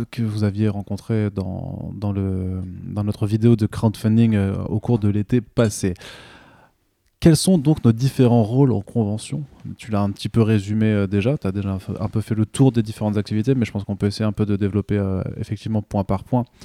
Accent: France; en tant que Français

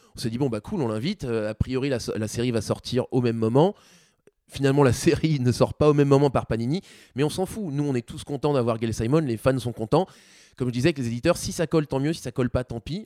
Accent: France; nous en tant que Français

